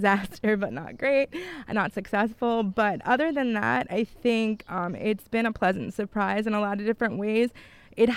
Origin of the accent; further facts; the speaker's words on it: New York, United States; moved away as an adult; also born or lived in Bolzano, Italy; now in Italy; I'm from New York originally